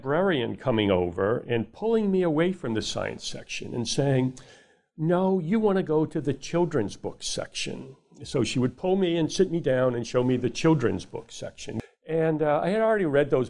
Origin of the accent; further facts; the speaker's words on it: New Orleans, Louisiana, United States; I grew up in New Orleans, Louisiana